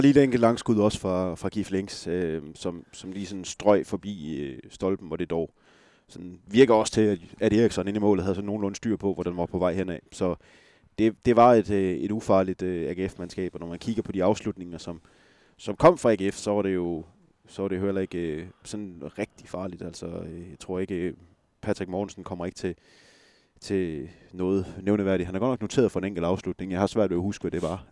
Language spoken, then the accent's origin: Danish; West Jutland, Central Denmark Region, Denmark; jeg er også vestjyde